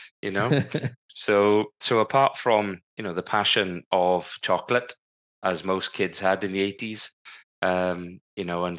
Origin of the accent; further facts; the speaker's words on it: Wales, United Kingdom; growing up in South Wales, I was privileged to be, living in a working class family. My dad was a crane driver. My mum was a school caretaker.